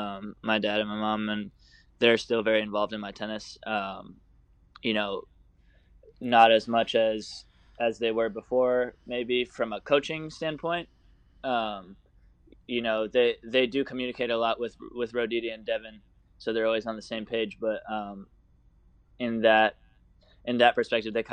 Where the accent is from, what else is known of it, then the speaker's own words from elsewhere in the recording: Florida, United States; also born or lived in Port Washington, Long Island, New York / Boca Raton, Florida; my family moved down to Florida when I was 7 years old